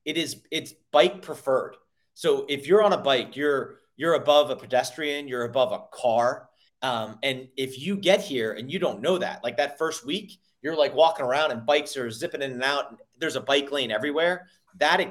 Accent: Northeast, United States; I grew up in the Northeast

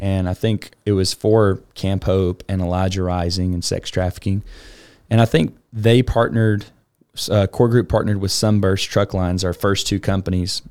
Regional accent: Alabama, United States; now in Houston, United States; I'm originally from Alabama, grew up in a really

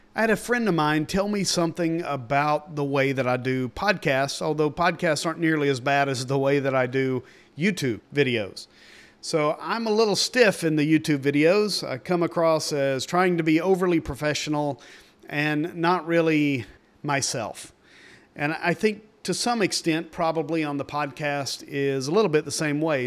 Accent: East Tennessee, United States; I grew up in East Tennessee.

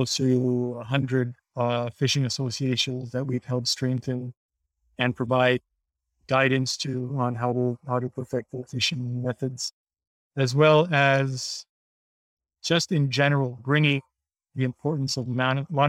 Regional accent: Haiti; Being born and raised in Haiti

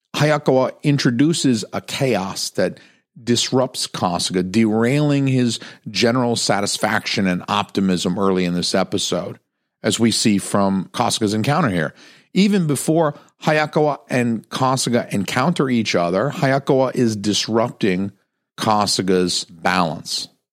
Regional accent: United States; as an American viewer

